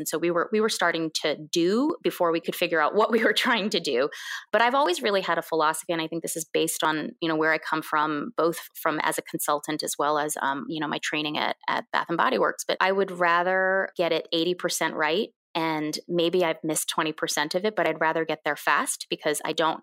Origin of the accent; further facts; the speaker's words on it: United States; first language Korean; English is a second language; also born or lived in Korea; I immigrated to this country when I was 2.5